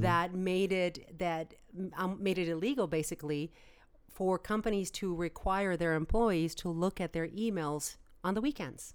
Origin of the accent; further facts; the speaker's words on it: United States; as an American